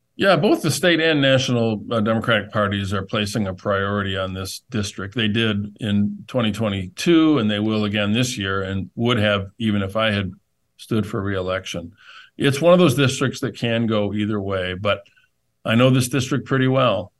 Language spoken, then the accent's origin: English; Flint, Michigan, United States; my hometown